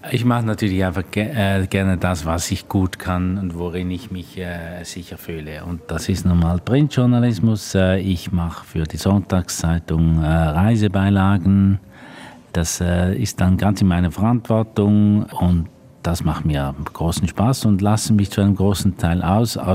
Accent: Switzerland; Ich bin ja ein Schweizer und bin eigentlich äh, eher nicht in äh, deutschen Medien tätigen. In, in der Schweiz bin ich, kenne man mich in der Branche

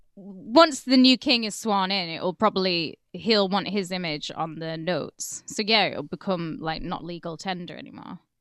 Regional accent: United Kingdom

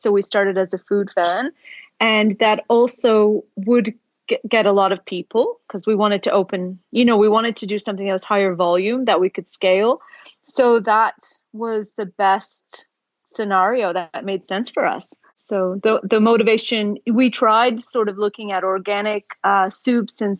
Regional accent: Oakville, Ontario, Canada; born or raised there; also born or lived in Toronto; now in Australia

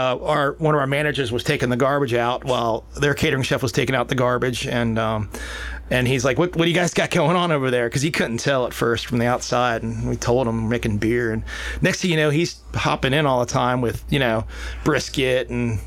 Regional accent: Annapolis, Maryland, United States; Well, I was born and raised in Annapolis, Maryland originally. And I grew up right near the Naval Academy.

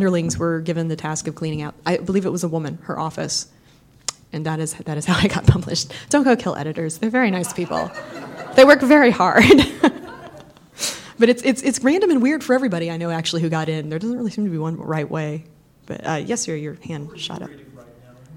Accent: Southeast, United States; moved away as an adult; also born or lived in Tennessee; now in Seattle, United States; I'm from the Southeast

